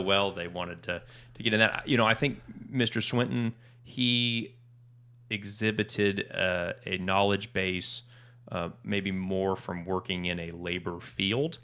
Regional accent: Norman, Oklahoma, United States; I grew up in Norman

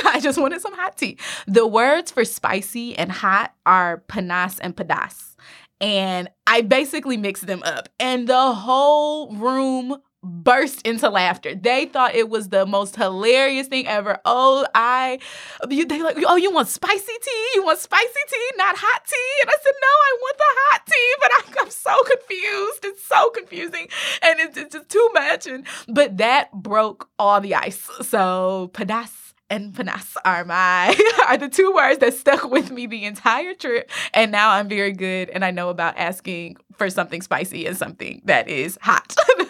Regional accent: Detroit, Michigan, United States; I am originally from Detroit, Michigan.

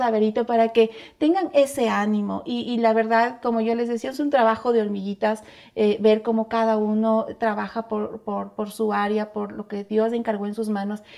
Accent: Ecuador; como ecuatorianos

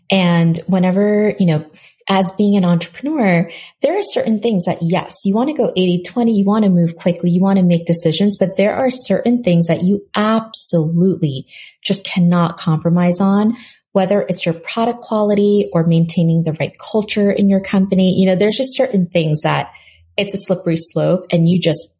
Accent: South Korea; when you are growing up in Korea where, you know, my parents are you know, born and raised in Korea. I was born in Korea, came here when I was a baby and moved back when I was 12.

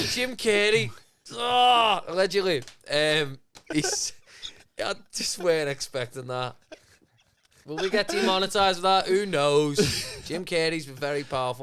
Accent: Liverpool, North West England, United Kingdom; I'm from Liverpool as well

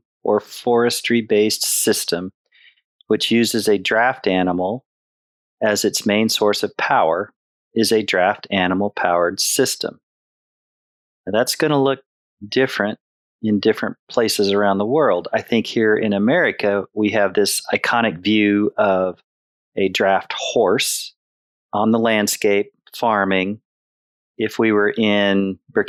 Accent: Oklahoma, United States; I was raised in Oklahoma and I was raised in a horse area.

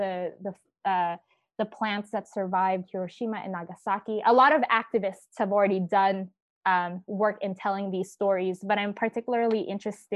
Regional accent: United States; as an American

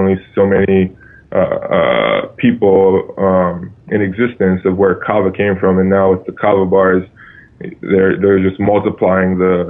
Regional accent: Hawaii, United States; I grew up in Hawaii and deep in my father's Tongan culture

